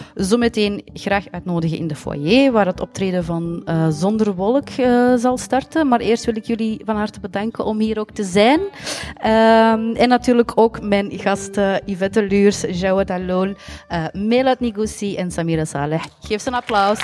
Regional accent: Belgium; we zijn niet buitenlands, we zijn van België, maar we hebben een andere etnische achtergrond

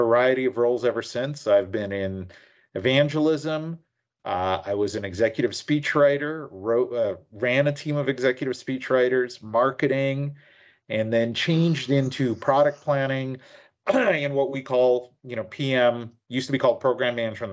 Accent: Vancouver, British Columbia, Canada; moved away as an adult; now in United States; So I'm actually from the Vancouver area. So I grew up from about grade 3 or 4 in the Vancouver area and suburbs, went to school in Langley

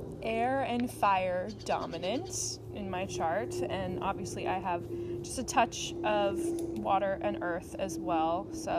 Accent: Seattle, Washington, United States; I was born in on September 29th, 1995, in Seattle, Washington.

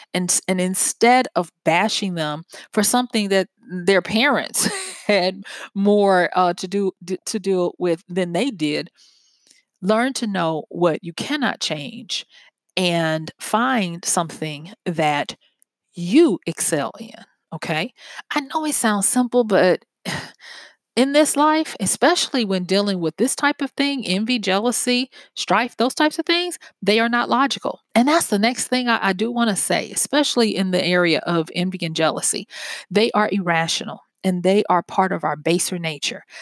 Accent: the South, United States; I'm from the South, and we have a saying down here

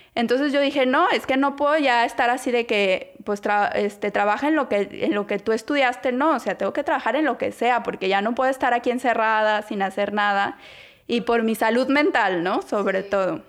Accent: Guadalajara, Jalisco, Mexico; moved away as an adult; now in Toronto, Canada; soy mexicana de Guadalajara, Jalisco, tengo 32 años. Y eh, bueno, soy, estudié diseño gráfico en Guadalajara. Toda mi vida viví en Guadalajara hasta que me casé y me vine acá a vivir a Canadá

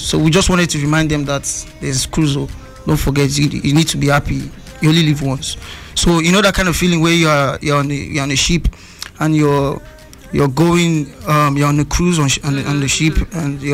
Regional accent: Lagos, Nigeria; I grew up in First Stack. So growing up there

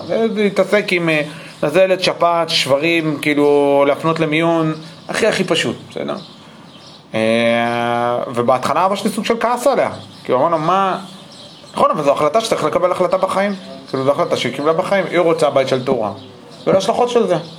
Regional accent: United States; now in Israel; גם אני נולדתי באמריקה

